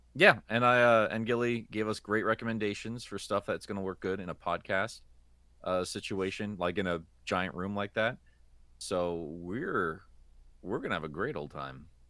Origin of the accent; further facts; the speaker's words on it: United States; I'm an American.